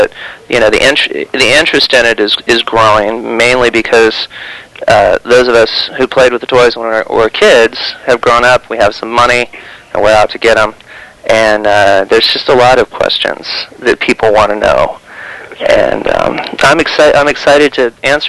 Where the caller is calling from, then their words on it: San Francisco, California, United States; San Francisco.